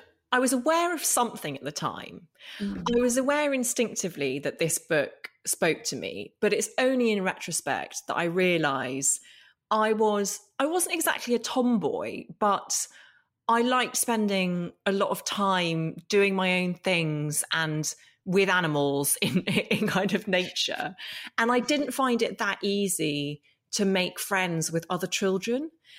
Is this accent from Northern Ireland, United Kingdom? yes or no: yes; Northern Ireland, United Kingdom; I grew up in Northern Ireland, and we moved there when I was four, and it was 1982, and it was a time of conflict